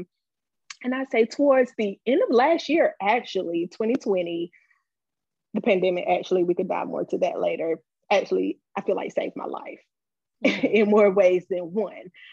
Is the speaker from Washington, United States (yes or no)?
no; Wilson, North Carolina, United States; moved away as an adult; now in Charlotte, United States; I am from North Carolina, originally Wilson, North Carolina